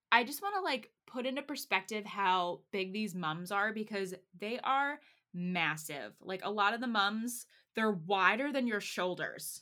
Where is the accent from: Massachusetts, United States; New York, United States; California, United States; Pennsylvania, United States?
Pennsylvania, United States; now in Texas, United States; I grew up in Pennsylvania